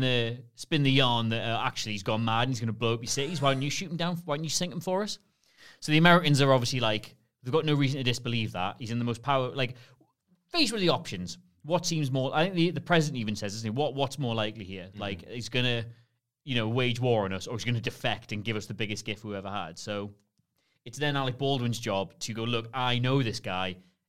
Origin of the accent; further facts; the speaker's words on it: Newcastle upon Tyne, North East England, United Kingdom; I'm from Newcastle. I really emphasize both O's when I say that.